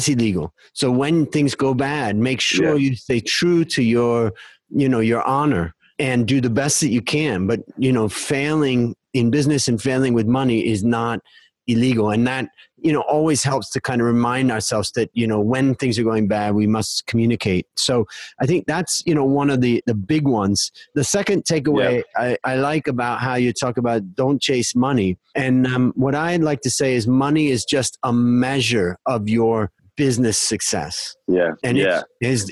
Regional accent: United States; now in Thailand; growing up in America

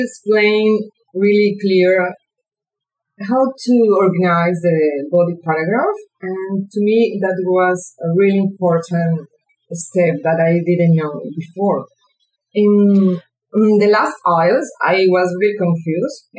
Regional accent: Venezuela; English is a second language; moved away as an adult; now in Sydney, Australia; I'm from Venezuela. I'm here studying in Sydney, Australia

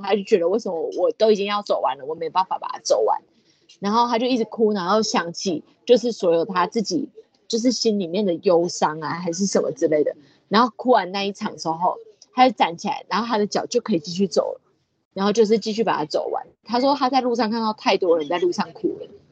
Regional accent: Taiwan; I'm proudly from Taiwan。我很骄傲的，我是来自台湾的

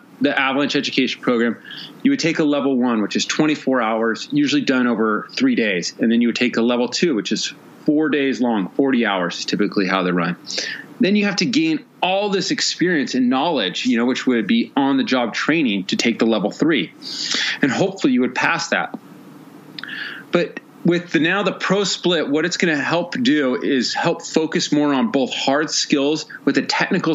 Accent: Pacific Northwest, United States; moved away; also born or lived in Gunnison, Colorado; I grew up skiing in the Pacific Northwest

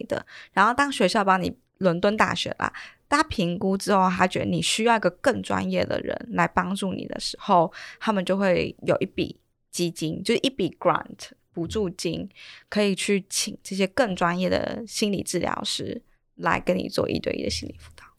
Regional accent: Taiwan; moved away as an adult; also born or lived in United Kingdom; 从台湾过去，我自己啊 ，我其实花了很大时间去适应

